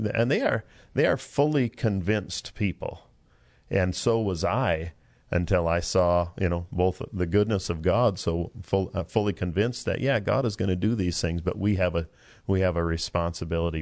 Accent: Prinsburg, Minnesota, United States; moved away; I'm from Minnesota, West Central Minnesota. And last time I remember in our little town called Prinsburg

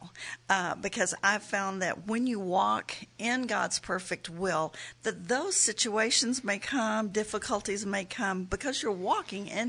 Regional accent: Texas, United States; moved away as an adult; now in Oklahoma, United States; I'm a Texan, born, raised in Texas, and I wanted to stay in Texas

